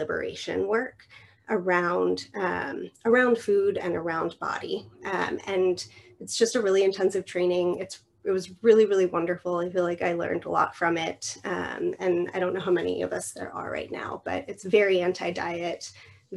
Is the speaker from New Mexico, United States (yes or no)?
yes; New Mexico, United States; moved away as an adult; also born or lived in Oregon; I moved across the country from New Mexico to Oregon.